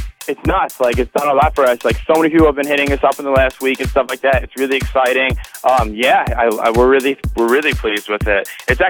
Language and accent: English; Buffalo, New York, United States; we're from Buffalo, New York